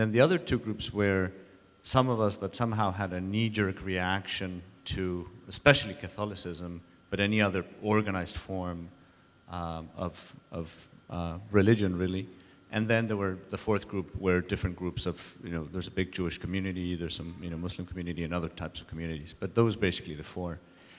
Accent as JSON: {"language": "English", "country": "Mexico", "tie": "born or raised there", "moved": "yes", "said": "I grew up in Mexico"}